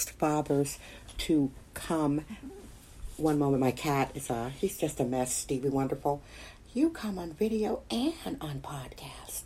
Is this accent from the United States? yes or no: yes; Milwaukee, Wisconsin, United States; now in San Francisco, United States; I was raised in Milwaukee.